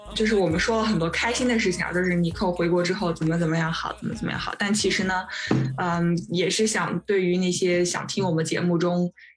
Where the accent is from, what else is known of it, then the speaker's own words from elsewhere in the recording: China; moved away as an adult; now in Sweden; 我周围的同事，他们就是虽然是，都是瑞典人，就我一个中国人